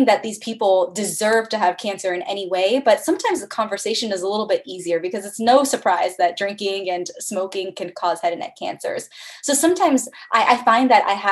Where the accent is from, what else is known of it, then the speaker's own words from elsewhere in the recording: Bethesda, Maryland, United States; moved away; also born or lived in Cleveland, Ohio / Columbus, Ohio; I'm originally from the Bethesda, Maryland area